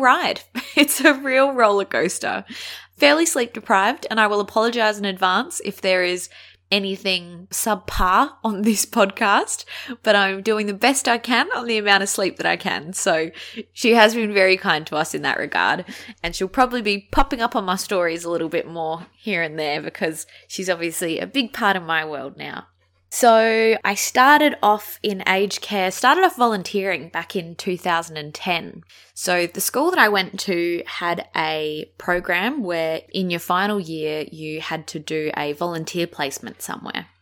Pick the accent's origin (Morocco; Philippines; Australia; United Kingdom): Australia; Adelaide, South Australia; I'm from Adelaide